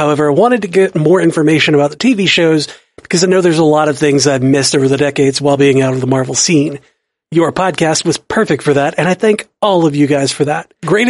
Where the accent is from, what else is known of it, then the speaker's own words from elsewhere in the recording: Detroit, Michigan, United States; also born or lived in Tennessee, United States; I'm an African American, and I grew up in Detroit, but I was born down in Tennessee.